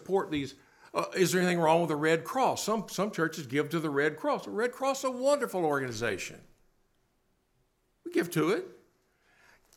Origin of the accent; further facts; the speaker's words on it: Bowling Green, Kentucky, United States; As a kid growing up in Bowling Green, Kentucky